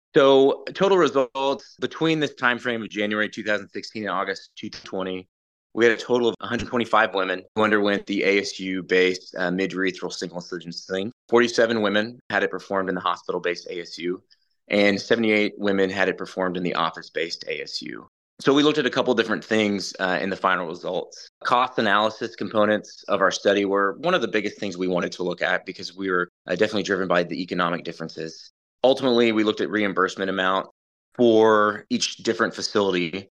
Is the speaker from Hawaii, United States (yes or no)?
no; Ponca City, Oklahoma, United States; also born or lived in Allentown, Pennsylvania; I'm from Ponca City, Oklahoma. Grew up in Oklahoma.